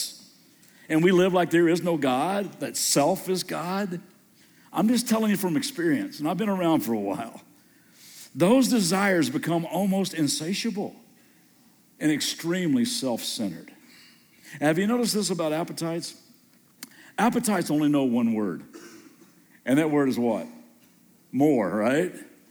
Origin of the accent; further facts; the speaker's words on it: Kentucky, United States; moved away as an adult; also born or lived in Southern California; just moved back to Kentucky and grew up here in Kentucky